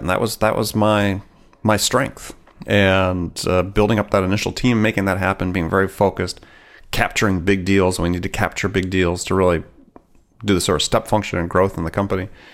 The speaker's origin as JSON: {"language": "English", "region": "Wisconsin", "country": "United States", "tie": "born or raised there", "said": "I grew up in Wisconsin"}